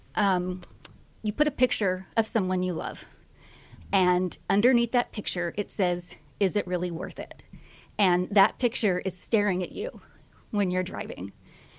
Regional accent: Austin, Texas, United States; also born or lived in College Station, Texas; I am from the Austin area

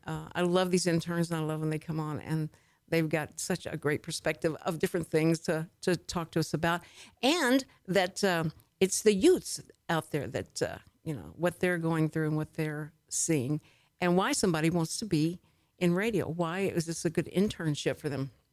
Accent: Houston, Texas, United States; I'm born and raised in Houston, so Texas is my, you know, my place of origin

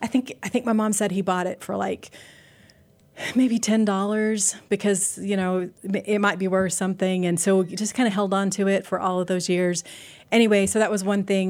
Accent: Lubbock, Texas, United States; I grew up in Lubbock, Texas

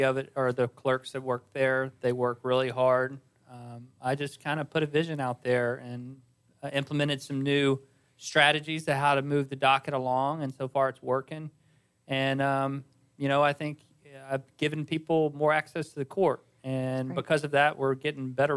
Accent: South Louisiana, United States; now in Texas, United States; I'm very proud of my heritage. I'm a South Louisiana guy, but I'm glad I'm in Texas

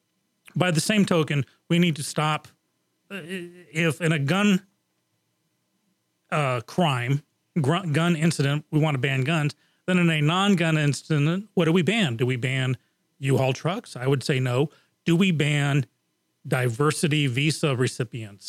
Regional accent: England, United Kingdom; moved away; I grew up in England, and that was in the 70s and the early 80s

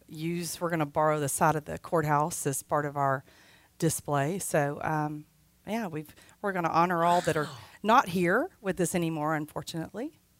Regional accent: Montgomery County, Texas, United States; I am obviously from Montgomery County. I work for myself, Hill McCray Industries, Inc., and I'm a consultant, work all over.

